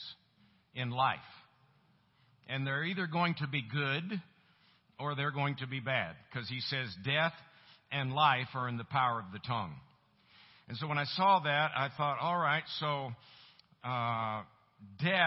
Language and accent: English; Tampa, Florida, United States; moved away as an adult; also born or lived in Colorado; now in Tulsa, United States; I was born and raised in Tampa, Florida. And lived there for 27 years.